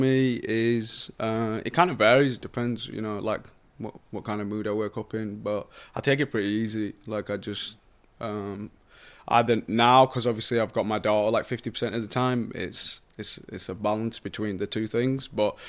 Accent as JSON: {"language": "English", "town": "Bradford", "region": "Yorkshire and the Humber", "country": "United Kingdom", "tie": "born or raised there", "said": "where I grew up in Bradford, like in the UK. It's a lot more this kind of pace and vibe."}